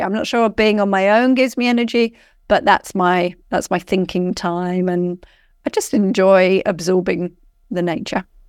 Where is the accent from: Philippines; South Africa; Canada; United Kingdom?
United Kingdom; rural Surrey, South East England; now in Australia; I grew up in, um, rural Surrey in England.